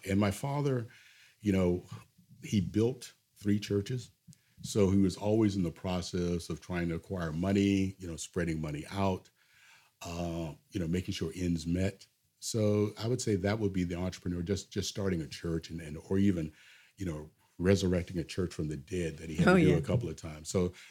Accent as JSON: {"language": "English", "town": "Lester", "region": "West Virginia", "country": "United States", "tie": "born or raised there", "said": "when I tell people I'm from Lester, West Virginia, they always say, oh, that must be so nice to be from Virginia. No, I'm not from Virginia. I'm from West Virginia."}